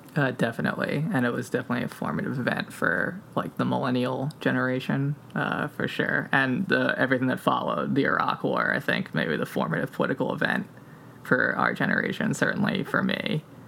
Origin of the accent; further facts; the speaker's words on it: outside of New York, United States; one of the hardest hit communities, like proportionally in terms of people who died in 9 11, uh, was, was my hometown.